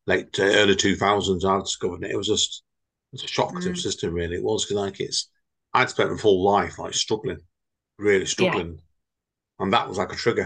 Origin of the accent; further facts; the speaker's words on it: Stretford, North West England, United Kingdom; the place I was born, yes, Stretford